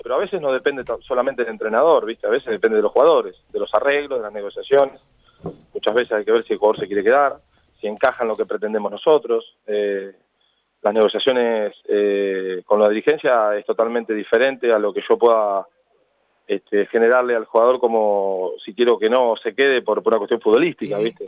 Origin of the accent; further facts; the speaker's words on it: Argentina; somos tan exitistas los argentinos